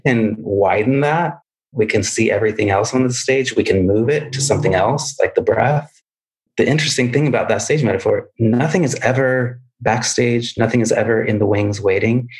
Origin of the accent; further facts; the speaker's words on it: Midwest, United States; I grew up in the Midwest where it would snow